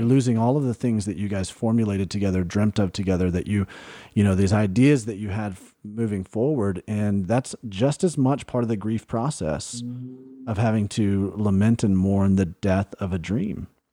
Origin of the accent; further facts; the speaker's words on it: Alabama, United States; moved away; we grew up in Alabama